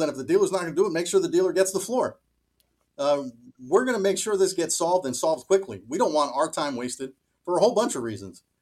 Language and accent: English; Miami Beach, Florida, United States; now in Schenectady, United States; I grew up in Miami Beach